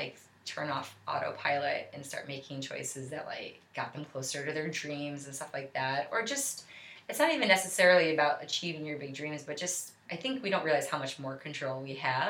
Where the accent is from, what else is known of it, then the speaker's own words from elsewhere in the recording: Buffalo, New York, United States; I was born and raised in Buffalo, New York